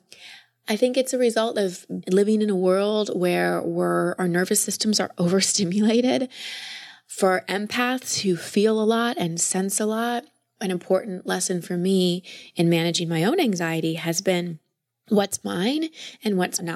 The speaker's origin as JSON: {"language": "English", "town": "Dallas", "region": "Texas", "country": "United States", "tie": "born or raised there", "said": "I grew up in Dallas"}